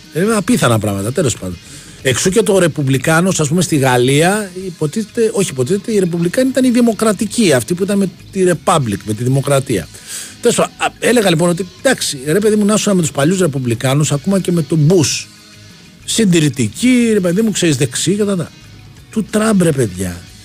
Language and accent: Greek; Greece; also born or lived in Petralona, Athens; τη χώρα που, έχουμε γεννηθεί, που αγαπάμε, που έχουμε κάνει τα παιδιά μας